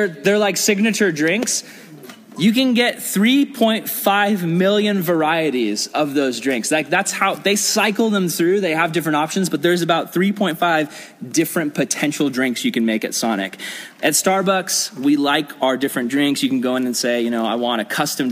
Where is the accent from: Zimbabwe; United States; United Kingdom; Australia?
United States; As an American Christian